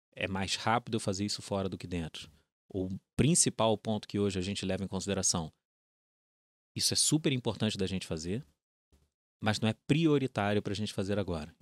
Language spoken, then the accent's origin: Portuguese; Rio de Janeiro, Brazil; accent: carioca; acho que dá para pegar pelo sotaque. É, uhum. Sou carioca, é, fui nascido, criado na Urca, filho de militares